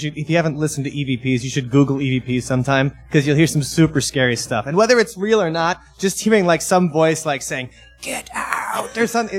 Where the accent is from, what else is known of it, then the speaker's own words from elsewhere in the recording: Madison, Wisconsin, United States; we're from Madison, Wisconsin, and we're coming through on a tour.